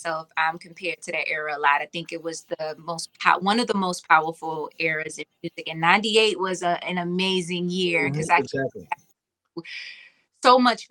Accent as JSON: {"language": "English", "region": "Virginia", "country": "United States", "said": "I'm from Virginia"}